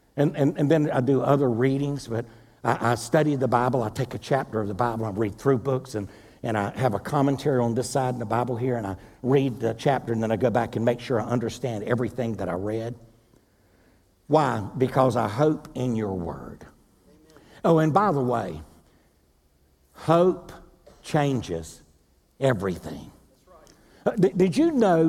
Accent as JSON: {"language": "English", "town": "Wilmington", "region": "North Carolina", "country": "United States", "tie": "born or raised there", "moved": "yes", "said": "Wilmington, North Carolina, my hometown"}